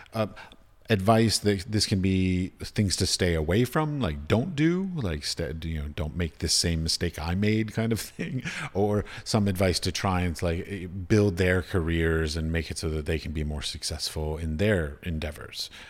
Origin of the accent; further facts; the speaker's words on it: United States; moved away; also born or lived in United Arab Emirates; Growing up in America, being taught in America